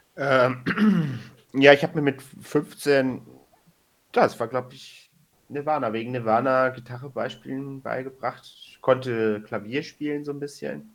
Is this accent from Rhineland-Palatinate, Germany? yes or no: no; Hesse, Germany; moved away as an adult; now in Hamburg, Germany; ich komme aus Hessen